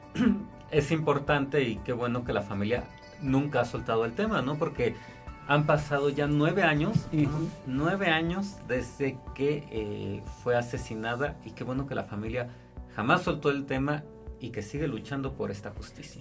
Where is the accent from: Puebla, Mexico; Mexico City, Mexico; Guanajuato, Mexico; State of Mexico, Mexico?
Puebla, Mexico; también como poblanos y pues sí como parte de este estado